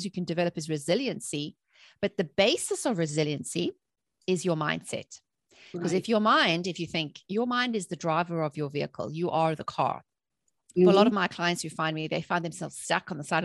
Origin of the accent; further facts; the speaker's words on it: South Africa; I grew up in South Africa during apartheid, when there was a lot of political instability.